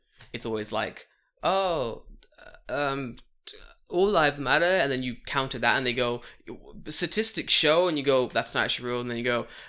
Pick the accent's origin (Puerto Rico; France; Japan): Japan; I'm half Japanese and I experienced like fucking tons of racism growing up in Japan.